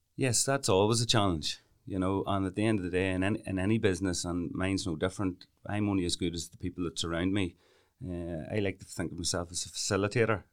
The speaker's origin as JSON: {"language": "English", "town": "Camlough", "region": "Northern Ireland", "country": "United Kingdom", "tie": "born or raised there", "said": "we're both from Kamla. That's where we were born and reared"}